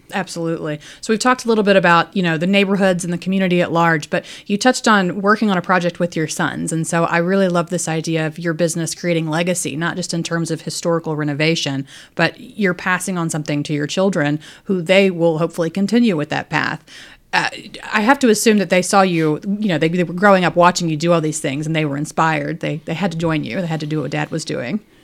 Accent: Danville, Virginia, United States; I grew up in Danville, so right down the road.

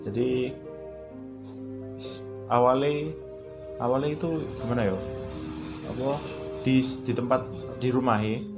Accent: Surabaya, East Java, Indonesia; aku orang Surabaya, tapi nggak pernah aku.

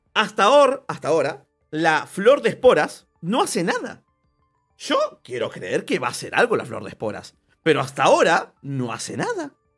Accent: Argentina; Yo soy argentino

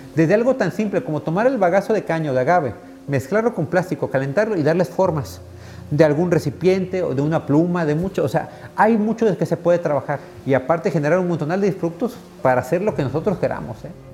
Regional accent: Nayarit, Mexico; de niño estuvimos aquí en el Centro Universitario de Idiomas, aquí en la universidad

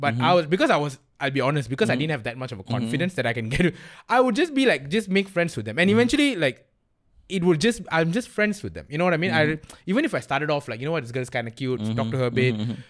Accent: Klang, Selangor, Malaysia; I'm from Klang, so that explains like half of the story.

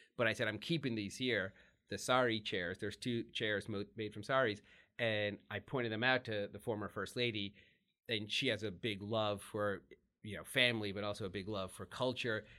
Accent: Texas, United States; in the eighties when you're growing up in Texas

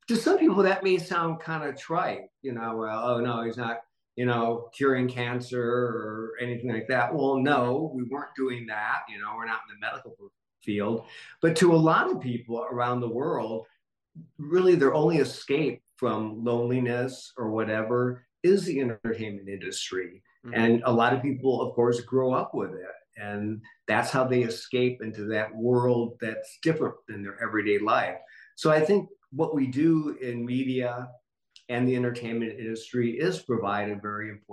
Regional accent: Michigan, United States; moved away as an adult; now in Los Angeles, United States; as a little kid growing up in Michigan

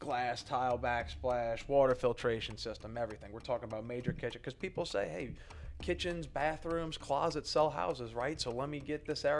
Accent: New Orleans, Louisiana, United States; I'm from New Orleans.

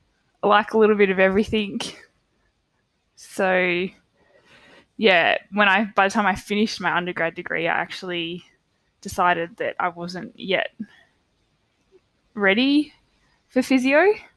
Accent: Canberra, Australian Capital Territory, Australia; I've loved growing up in Canberra. Probably a bit biased because it's all I've ever known.

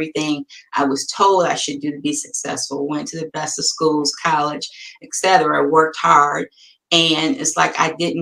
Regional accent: Detroit, Michigan, United States; I'm from Detroit

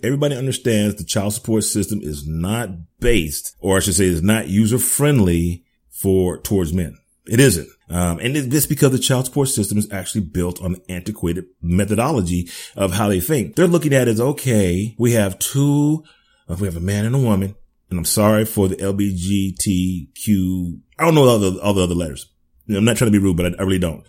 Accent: United States; I'm an American.

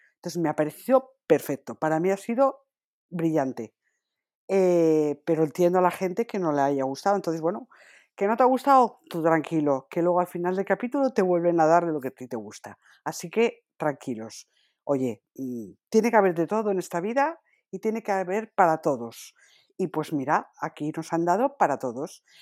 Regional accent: Asturias, Spain; Yo soy asturiana

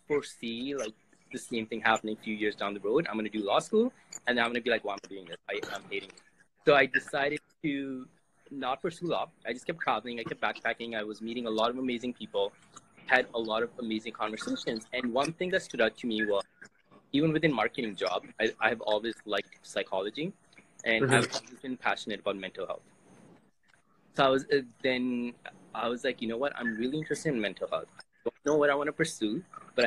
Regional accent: Canada; I'm from Canada

